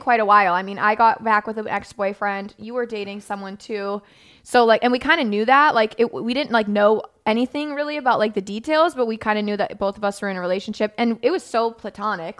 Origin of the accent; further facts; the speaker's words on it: Florida, United States; I grew up in Florida